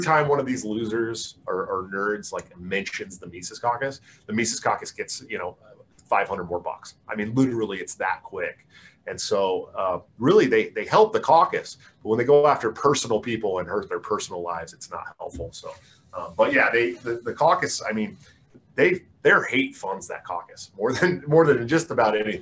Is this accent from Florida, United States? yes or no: no; Oakland, California, United States; I'm from the Oakland area and lived in Oakland for a long time.